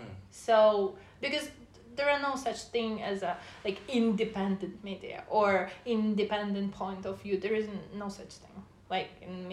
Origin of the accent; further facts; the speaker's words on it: Russia; Well, I came from Russia.